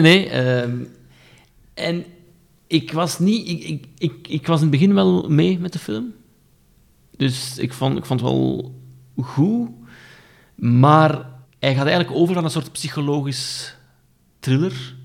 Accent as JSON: {"language": "Dutch", "town": "Aalst", "region": "Flanders", "country": "Belgium", "said": "ik ben dus van Aalst"}